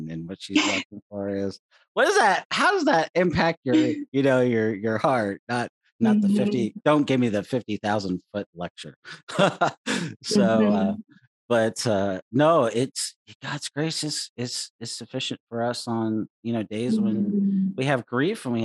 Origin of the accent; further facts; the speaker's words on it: California, United States; now in Oregon, United States; being Californian out here in Oregon